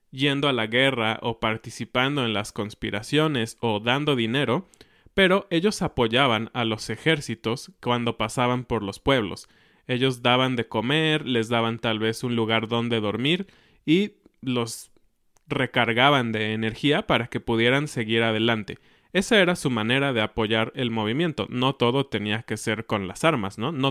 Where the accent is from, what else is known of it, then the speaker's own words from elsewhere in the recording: Mexico; Así es, esta semana es una fecha muy especial para nosotros como mexicanos.